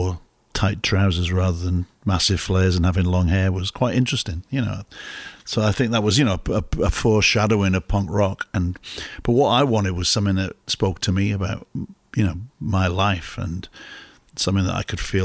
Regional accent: Newport, Wales, United Kingdom; moved away as an adult; also born or lived in Leeds; now in Chicago, United States; I grew up in Newport, and there was an art school

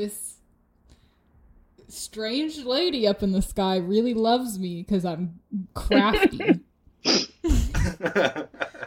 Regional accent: United States; We grew up in America

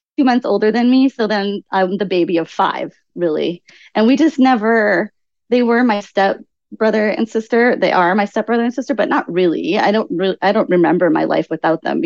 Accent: Canada; moved away; also born or lived in Lloydminster, Canada / Assiniboia, Saskatchewan / Sylvan Lake, Alberta / Hawaii; I grew up in Canada. And then the first part of my life was in just rural towns in Canada.

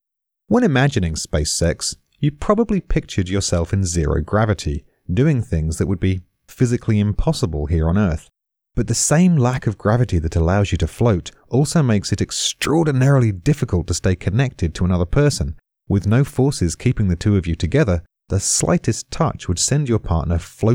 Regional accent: United Kingdom; I'm British.

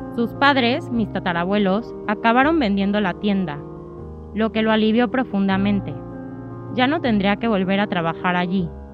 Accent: Mexico; accent: Mexican; moved away as an adult; now in Spain; como podrán notar por mi acento, soy mexicana

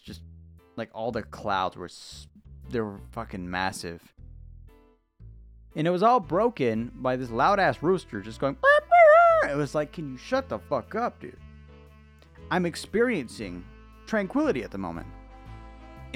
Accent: United States

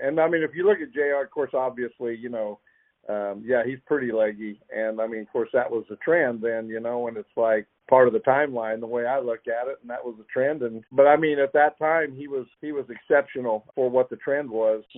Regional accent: Sheraton, Iowa, United States; now in Oklahoma, United States; I grew up in Sheraton, Iowa. Heck, I grew up in town

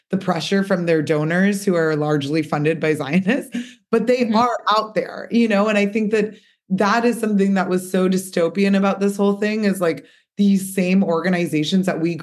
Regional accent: United States; as American Jews

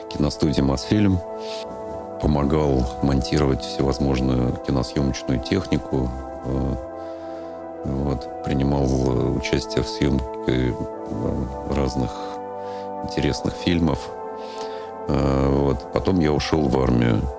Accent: Moscow, Russia; А, я родился в Москве а, в феврале 67 года, 1967 года. Ходил в детский сад на Комсомольском проспекте. Вот, ездил туда на троллейбусе номер 28.

